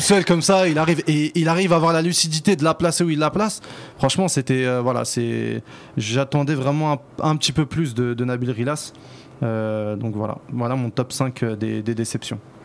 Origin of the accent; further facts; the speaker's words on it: Constantine Province, Algeria; chez nous à Constantine